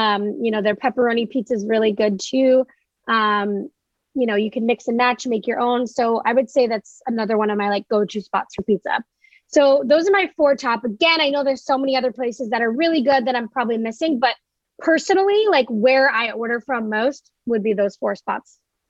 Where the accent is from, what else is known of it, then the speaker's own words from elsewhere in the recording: Maine, United States; moved away; It's a Maine company and we're from Maine